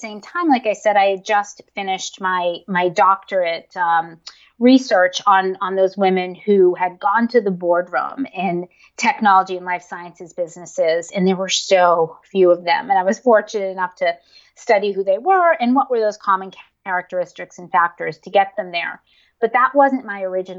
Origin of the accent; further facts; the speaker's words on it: Northeast, United States; I grew up in the Northeast in a pretty conservative family.